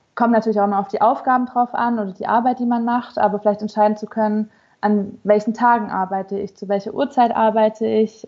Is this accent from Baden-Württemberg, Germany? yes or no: yes; Stuttgart, Baden-Württemberg, Germany; now in Hannover, Germany; meine Familie ist in Stuttgart